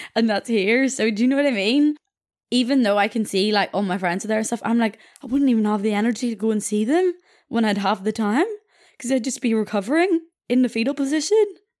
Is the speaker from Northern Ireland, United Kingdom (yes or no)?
yes; Belfast, Northern Ireland, United Kingdom; I'm from Belfast itself